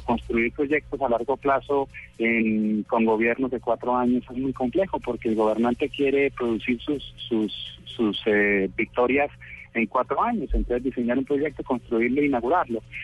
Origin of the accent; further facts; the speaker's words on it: Cali, Valle del Cauca, Colombia; Yo soy caleño